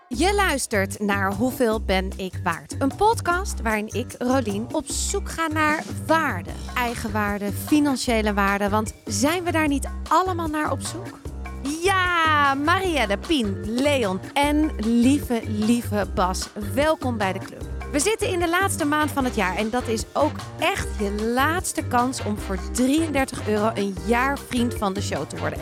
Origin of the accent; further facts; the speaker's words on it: Amsterdam, North Holland, Netherlands; ik uit Amsterdam kom